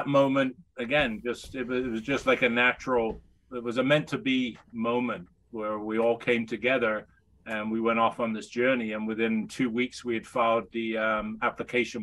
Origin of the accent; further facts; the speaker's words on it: United Kingdom; moved away as an adult; now in Canada; I'm still a Brit. I'm a permanent resident here. Oh, so I've been here 35 years.